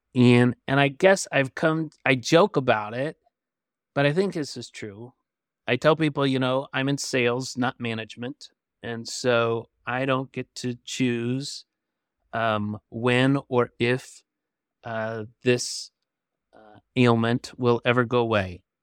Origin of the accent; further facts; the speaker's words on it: Michigan, United States; now in Flint, United States; I grew up in Michigan